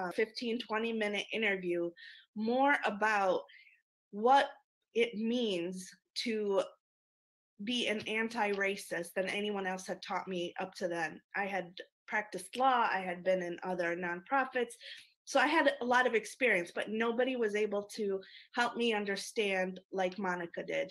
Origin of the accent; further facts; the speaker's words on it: Lebanon; moved away; I am an immigrant. I was born in Lebanon